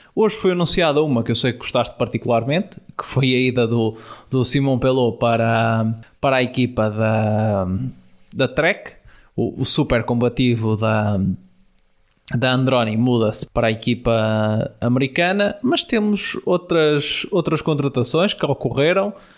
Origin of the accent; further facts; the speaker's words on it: Norte, Portugal; quer eu, quer o Tiago, que somos aqui da, da Zona Norte